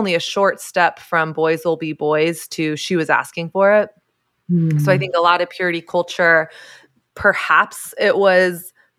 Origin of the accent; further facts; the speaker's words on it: Southern United States, United States; I grew up in the South where I didn't grow up in a Christian home, but Christianity was sort of the air I breathed.